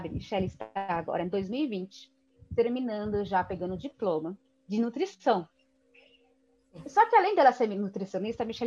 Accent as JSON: {"language": "Portuguese", "country": "Brazil", "said": "Como brasileiro, nessa parte, é a melhor coisa."}